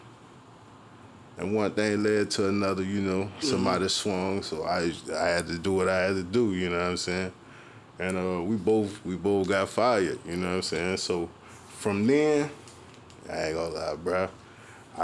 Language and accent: English; Jackson, Mississippi, United States; I'm from Jackson, Mississippi, man. You know, I was born out south, grew up more in majority of my neighborhood, north side